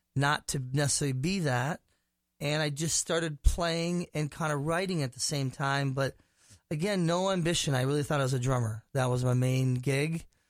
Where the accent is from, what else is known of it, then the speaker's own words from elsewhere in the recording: Minnetonka, Minnesota, United States; also born or lived in Prior Lake, Minnesota; I grew up, um, went to high school in Minnetonka, Minnesota, but my family's from Prior Lake